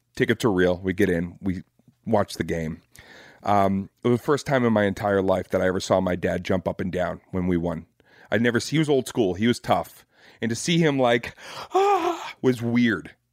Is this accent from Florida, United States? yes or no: no; Boston, Massachusetts, United States; I'm from Boston and I grew up basically doing my homework at Fenway Park